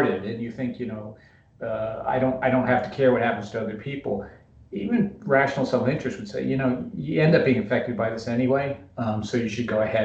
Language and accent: English; West Virginia, United States; moved away; I'm from West Virginia